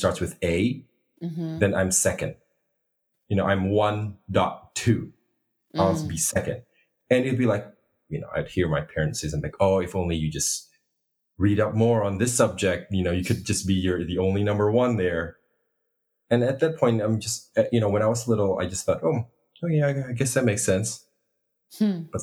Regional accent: Indonesia; I was born in Indonesia, but I am ethnically Chinese

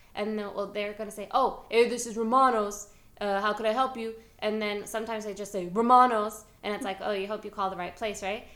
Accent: New York City, New York, United States; moved away; I am from New York City, and um, I'm very proud of it

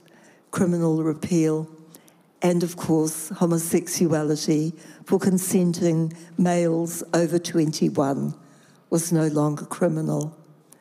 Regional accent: Rotorua, Bay of Plenty, New Zealand; I grew up in Rotorua.

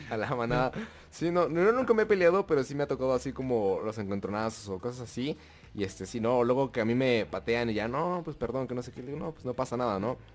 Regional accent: Tijuana, Baja California, Mexico; No, no soy de Monterrey, soy de Tijuana.

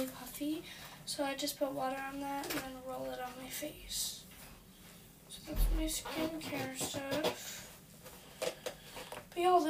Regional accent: Canada; I'm from Canada

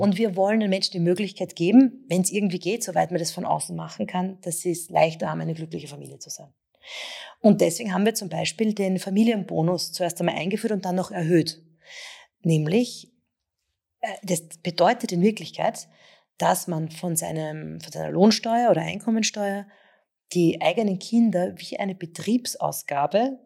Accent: Vienna, Austria; bin ja selber aus der Donaustadt

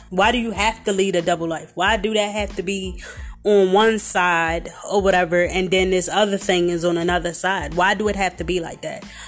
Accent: Philadelphia, Pennsylvania, United States; I'm from Philadelphia

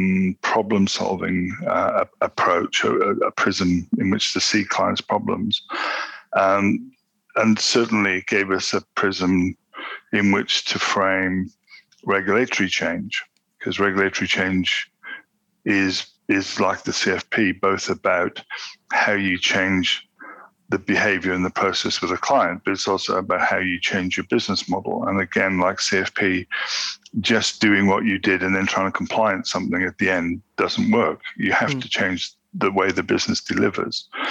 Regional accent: South Africa; now in United Kingdom; I grew up in South Africa

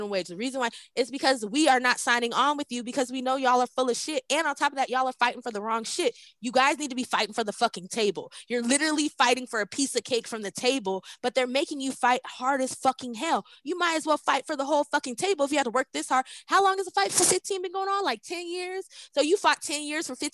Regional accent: United States; As an American descendant of slavery, as a Black American woman

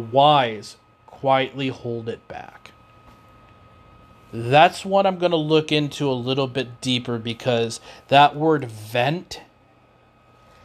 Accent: Davenport, Iowa, United States; moved away as an adult; also born or lived in Oskaloosa, Iowa; stayed in my hometown

